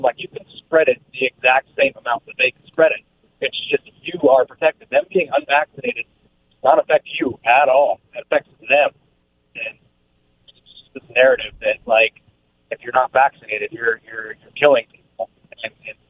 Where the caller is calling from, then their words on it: Prosser, Washington, United States; calling from Prosser.